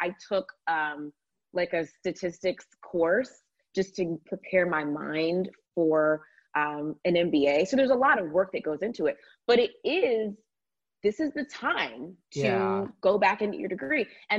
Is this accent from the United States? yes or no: yes; Georgia, United States; But no, I absolutely loved my childhood and growing up in the South. There's just something so special about Southern hospitality and the air in Georgia when it's not pollen season